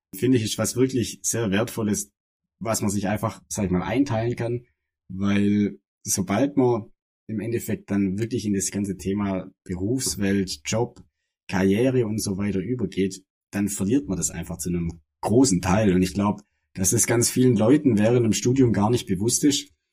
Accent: das Ländle, Baden-Württemberg, Germany; wir sind beide aus dem Ländle, also aus dem Süden Deutschlands, aus dem, aus dem wahren Süden Deutschlands

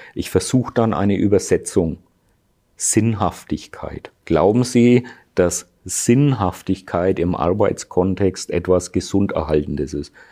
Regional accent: Germany; bei uns in Deutschland

